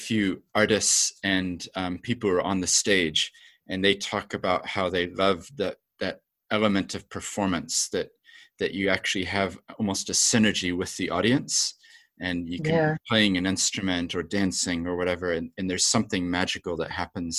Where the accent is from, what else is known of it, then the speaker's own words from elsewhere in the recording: New Zealand; also born or lived in Japan / England / Australia; I have an accent, but I grew up in New Zealand, but my parents are from America. So I grew up with this sort of two places, because we used to go back to America for holidays and aunts and uncles are there